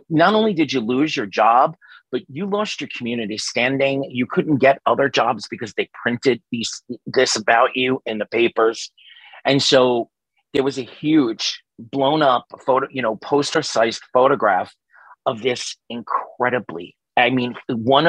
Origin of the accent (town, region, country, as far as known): New York City, New York, United States; born or raised there; moved away